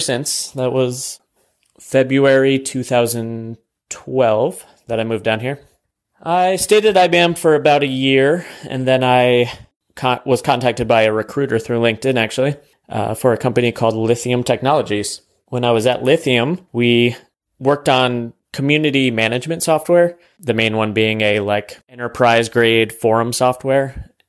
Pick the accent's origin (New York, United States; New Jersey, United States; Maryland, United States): New York, United States; moved away as an adult; also born or lived in South Carolina; now in Austin, United States; my home state of New York